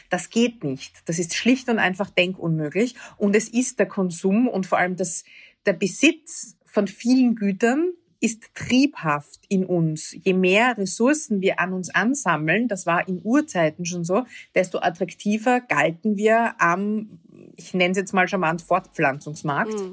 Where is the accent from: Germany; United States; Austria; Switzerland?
Austria; Vienna; Ich bin aus Wien, aus Österreich